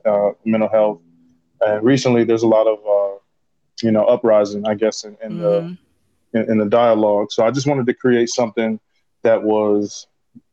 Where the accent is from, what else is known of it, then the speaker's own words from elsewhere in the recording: Minneapolis, Minnesota, United States; moved away as an adult; now in Los Angeles, United States; I'm originally from Minneapolis. Minneapolis, Minnesota